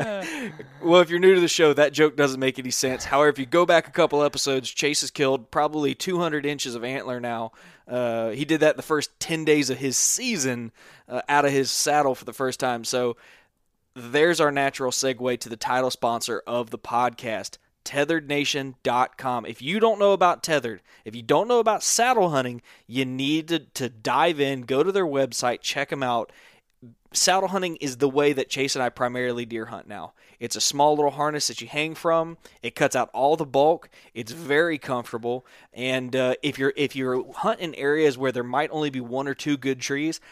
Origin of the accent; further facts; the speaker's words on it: Panhandle of Florida, United States; I am from the Panhandle of Florida